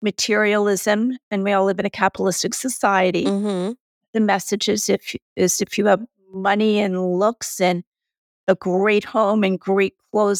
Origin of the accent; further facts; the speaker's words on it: United States; I am American